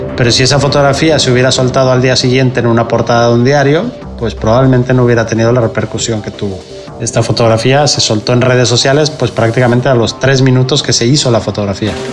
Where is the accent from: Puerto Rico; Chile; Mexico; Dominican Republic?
Mexico; moved away as an adult; now in Barcelona, Spain; soy fotógrafo mexicano. Llevo más de 20 años afincado en Barcelona